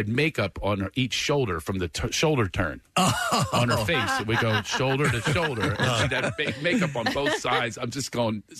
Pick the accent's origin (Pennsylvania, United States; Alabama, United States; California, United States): Pennsylvania, United States; Mount Airy; Well, started in Mount Airy, and then we were all over like Springfield Township.